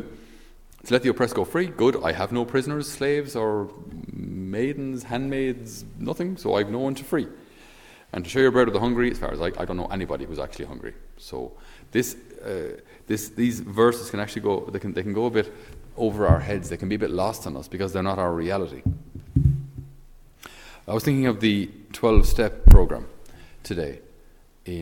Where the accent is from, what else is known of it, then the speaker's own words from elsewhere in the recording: Ireland; us as Irish